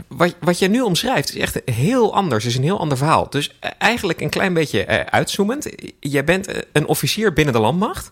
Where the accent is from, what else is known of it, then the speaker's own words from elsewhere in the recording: Netherlands; wij als Nederlanders